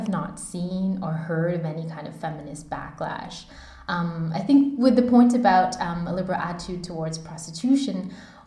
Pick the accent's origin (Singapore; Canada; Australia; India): Canada; moved away as an adult; now in Germany; being Canadian